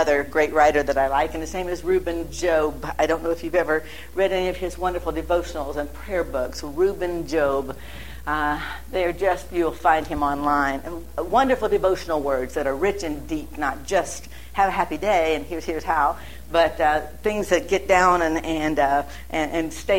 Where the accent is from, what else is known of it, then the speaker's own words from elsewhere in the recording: Massillon, Ohio, United States; moved away; also born or lived in New Philadelphia, Ohio / Dayton, Ohio; When I began to totter around and right here in Ohio, and I was born in Massillon